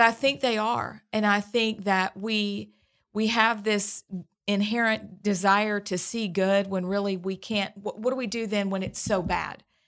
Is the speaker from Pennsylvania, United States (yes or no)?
yes; Pennsylvania, United States; now in Alabama, United States; I'm from Pennsylvania.